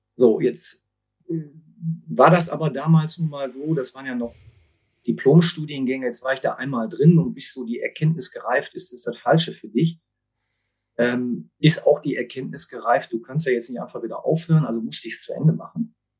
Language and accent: German; Essen, North Rhine-Westphalia, Germany; ich bin aber gebürtiger Essener